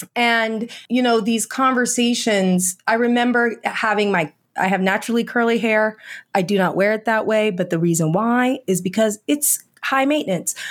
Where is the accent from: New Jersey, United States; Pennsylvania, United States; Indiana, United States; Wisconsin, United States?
Indiana, United States; I was raised in Indiana